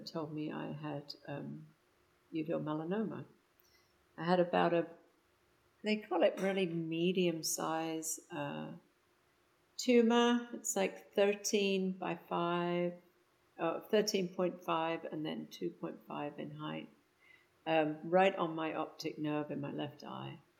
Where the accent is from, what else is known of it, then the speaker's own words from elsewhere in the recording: England, United Kingdom; now in Houston, United States; I'm from England and I have lived in the States for about 36 years, currently residing in Houston, Texas.